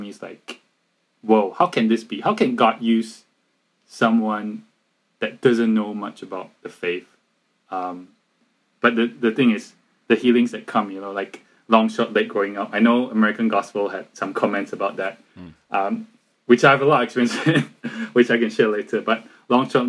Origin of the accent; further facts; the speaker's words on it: Malaysia; we're from Malaysia